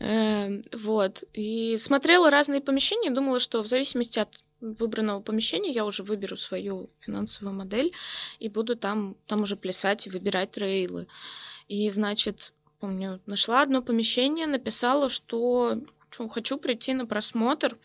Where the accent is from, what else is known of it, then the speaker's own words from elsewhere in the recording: Novokuznetsk, Kemerovo Oblast, Russia; moved away; в своем родном городе